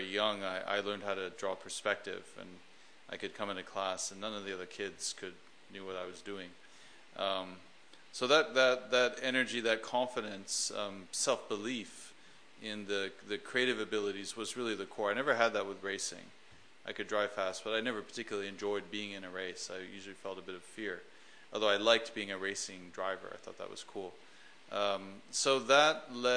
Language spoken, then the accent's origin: English; Vancouver, British Columbia, Canada; moved away as an adult; also born or lived in Los Angeles / London; my hometown of Vancouver, Canada